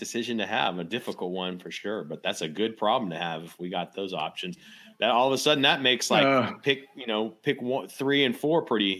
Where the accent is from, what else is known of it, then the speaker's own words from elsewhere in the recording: Texas, United States; also born or lived in East Coast; now in US East Coast; I'm a Texan